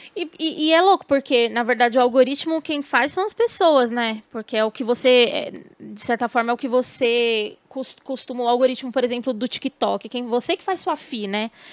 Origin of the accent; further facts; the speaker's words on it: Bahia, Brazil; sou baiana